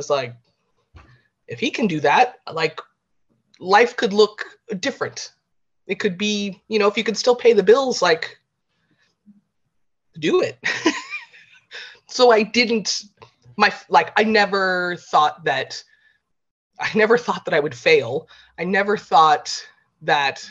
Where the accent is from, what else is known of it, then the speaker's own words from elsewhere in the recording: California, United States; moved away as an adult; now in Ireland; I grew up in California